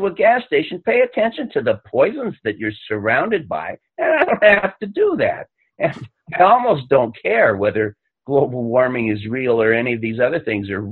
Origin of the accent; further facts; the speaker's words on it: Los Angeles, California, United States; I grew up in Los Angeles, and I got bad lungs from growing up in Los Angeles